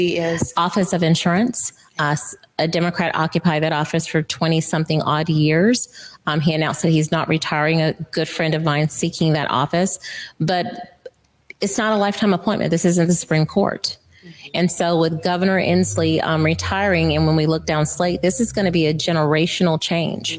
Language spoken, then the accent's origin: English; Florida, United States; now in Washington, United States; I'm from Florida